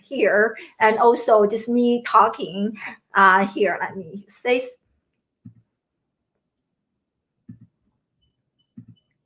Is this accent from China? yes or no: yes; China; moved away as an adult; also born or lived in Syracuse, United States / Maryland, United States; now in United States; I grew up in China, and I came to the US in my early 20s to pursue my American dream